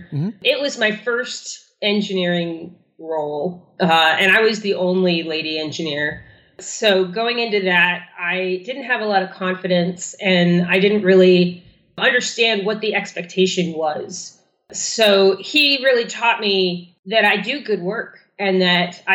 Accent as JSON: {"language": "English", "country": "Germany", "tie": "born or raised there", "moved": "yes", "said": "I was born in Germany in the, you know, early 80s"}